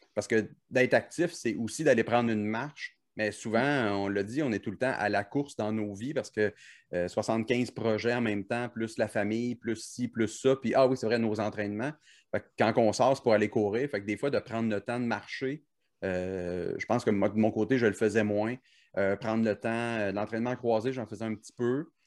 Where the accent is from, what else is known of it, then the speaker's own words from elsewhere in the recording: Cap-de-la-Madeleine, Quebec, Canada; moved away; also born or lived in Montreal; Moi, j'ai grandi en Mauricie, là, à Cap-de-Madeleine plus précisément